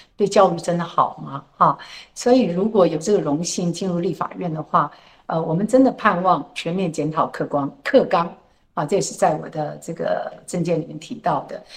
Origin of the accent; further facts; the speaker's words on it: Tainan, Taiwan; 能够感受到我们台南人的热情